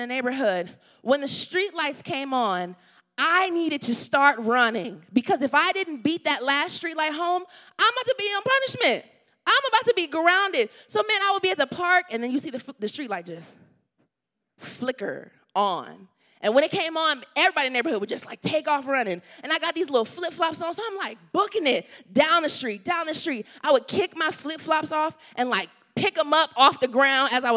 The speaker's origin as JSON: {"language": "English", "region": "the South", "country": "United States", "tie": "born or raised there", "moved": "yes", "said": "I grew up in the South"}